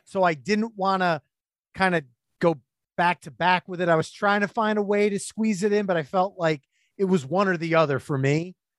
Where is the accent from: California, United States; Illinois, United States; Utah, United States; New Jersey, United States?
New Jersey, United States; I'm from New Jersey